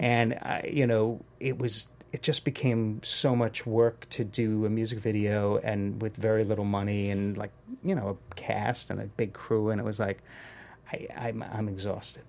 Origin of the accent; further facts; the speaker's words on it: New York City, New York, United States; now in Los Angeles, United States; I'm from Queens, New York